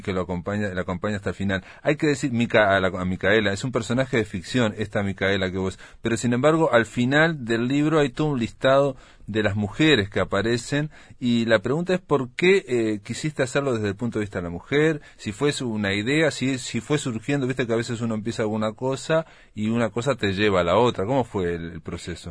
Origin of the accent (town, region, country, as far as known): Uruguay